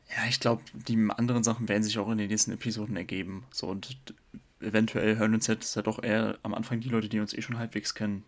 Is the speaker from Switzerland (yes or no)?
no; Parchim, Mecklenburg-Vorpommern, Germany; moved away as an adult; now in Stuttgart, Germany; ich komme aus Mecklenburg-Vorpommern, um genau zu sein, aus Parchim